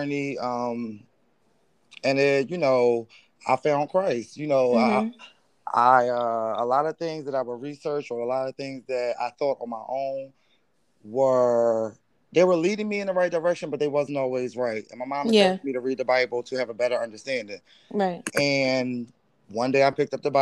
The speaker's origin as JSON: {"language": "English", "town": "Philadelphia", "region": "Pennsylvania", "country": "United States", "moved": "as an adult", "lives_now": "Los Angeles, United States", "said": "I'm originally from Philadelphia, Pennsylvania."}